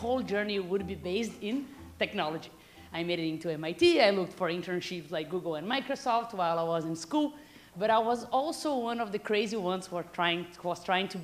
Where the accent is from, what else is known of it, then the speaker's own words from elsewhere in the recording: Brazil; moved away as an adult; also born or lived in Silicon Valley; I'm from Brazil